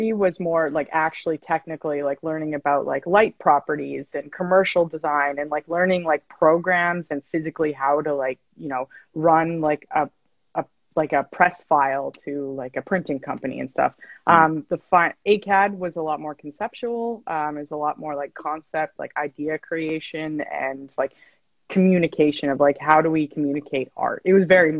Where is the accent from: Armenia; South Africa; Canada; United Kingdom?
Canada; Edmonton, Alberta; moved away as an adult; also born or lived in Calgary; now in Vancouver, Canada; I'm also from Edmonton. Alex and I are both from Edmonton. Yeah, Alberta